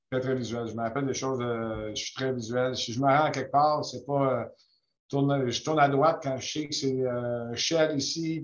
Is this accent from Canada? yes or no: yes; Quebec, Canada; je suis né au Québec